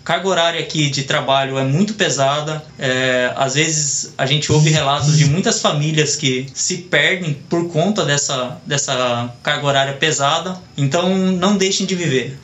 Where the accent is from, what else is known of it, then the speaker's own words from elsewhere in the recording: Brazil; moved away as an adult; now in Japan; eu estou voltando para o Brasil, que é o lugar que eu quero viver, que eu amo, a minha terra